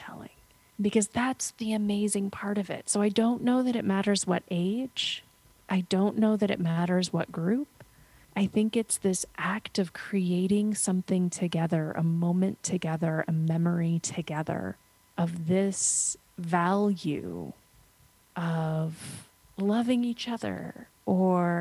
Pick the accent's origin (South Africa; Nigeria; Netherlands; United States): United States; When I was 13 was when I started working with the local theater company in my hometown. We were 2 hours outside of New York City.